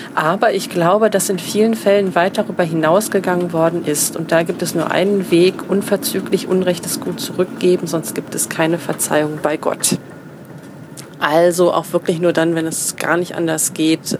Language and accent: German; Cologne, North Rhine-Westphalia, Germany; als äh, Kölnerin